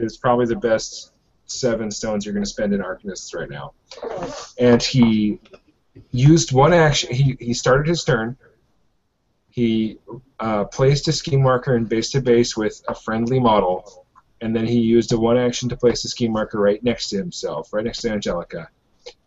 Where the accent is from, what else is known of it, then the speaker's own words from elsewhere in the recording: Hood River, Oregon, United States; moved away; my hometown, Hood River